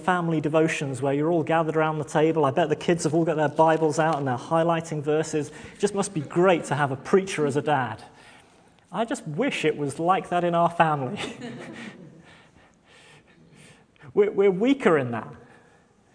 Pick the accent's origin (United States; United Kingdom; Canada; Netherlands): United Kingdom; We're very British like